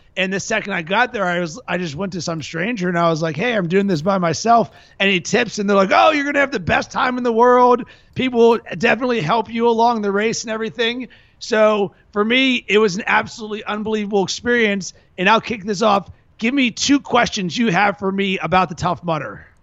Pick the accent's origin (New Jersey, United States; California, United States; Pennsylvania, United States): Pennsylvania, United States; Pittsburgh; now in Chicago, United States; I'm from Pittsburgh